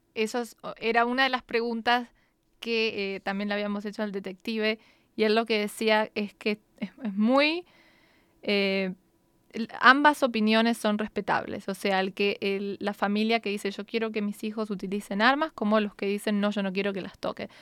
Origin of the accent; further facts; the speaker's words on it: Argentina; now in United States; yo recuerdo de chica en Argentina